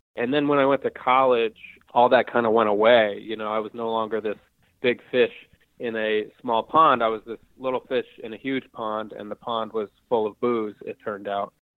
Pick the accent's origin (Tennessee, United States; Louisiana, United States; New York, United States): New York, United States; Hudson Valley; now in Brooklyn, New York, United States; I'm from the Hudson Valley of New York, which is about I think 75 or 80 miles north of New York City